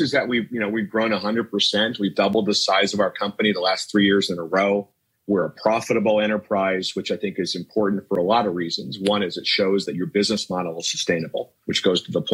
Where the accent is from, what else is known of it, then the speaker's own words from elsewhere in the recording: Cincinnati, Ohio, United States; I was born in Cincinnati